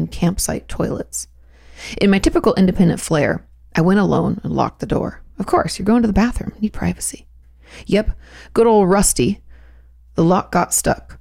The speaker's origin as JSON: {"language": "English", "region": "Pacific Northwest", "country": "United States", "tie": "born or raised there", "said": "I grew up in the Pacific Northwest"}